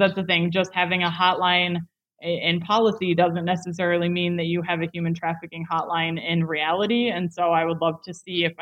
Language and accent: English; United States; I'm clearly American